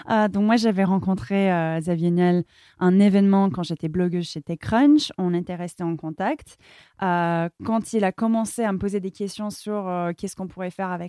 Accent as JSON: {"language": "French", "town": "Palo Alto", "region": "California", "country": "United States", "tie": "born or raised there", "second_language": "French", "lives_now": "France", "said": "Euh, même si j'ai grandi à Palo Alto, on était toujours entouré par les startups. En fait, moi, j'étais passionnée par la France. Et c'était toujours mon rêve de vouloir venir vivre ici."}